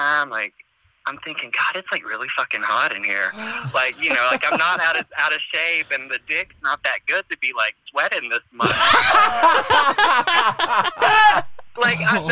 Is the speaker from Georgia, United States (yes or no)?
yes; Georgia, United States; moved away as an adult; also born or lived in North Carolina; I'm originally from Georgia